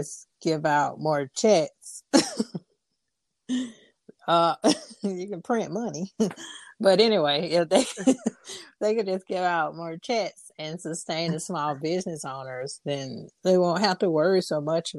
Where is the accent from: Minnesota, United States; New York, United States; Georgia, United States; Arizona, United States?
Georgia, United States; Atlanta; I'm from Atlanta too. But now I live 20 minutes outside the perimeter because it's quieter